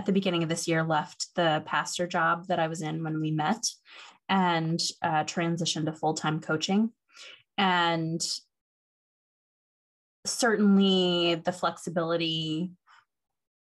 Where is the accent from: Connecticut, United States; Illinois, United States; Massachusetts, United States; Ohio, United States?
Ohio, United States; moved away as an adult; also born or lived in Seattle; I grew up in Ohio and moved out to Seattle when I was 26